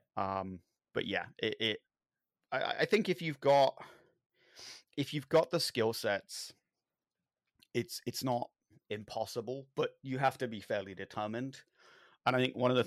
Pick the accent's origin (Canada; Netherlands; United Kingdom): United Kingdom; London; I grew up in London.